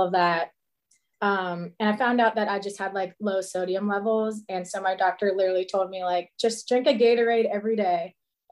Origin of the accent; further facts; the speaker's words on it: Cincinnati, Ohio, United States; I'm from Cincinnati, Ohio